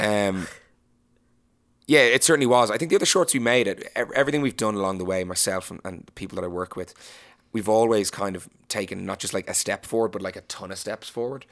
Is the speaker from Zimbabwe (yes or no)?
no; Ireland; as an Irish person